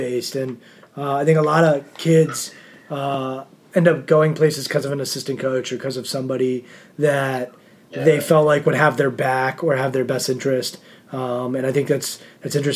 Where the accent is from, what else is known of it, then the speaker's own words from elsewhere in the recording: East Coast, United States; I'm from the East Coast